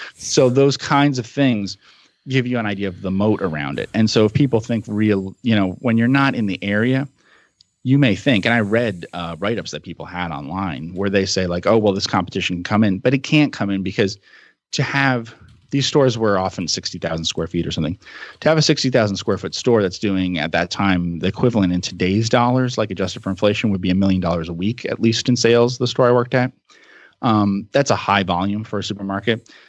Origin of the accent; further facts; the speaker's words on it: New Jersey, United States; I grew up in New Jersey